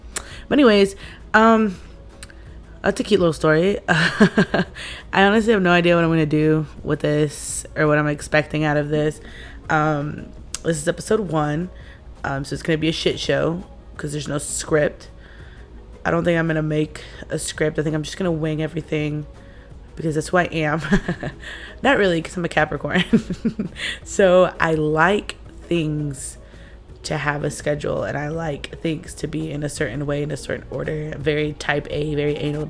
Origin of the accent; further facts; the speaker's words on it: United States; I'm Mexican American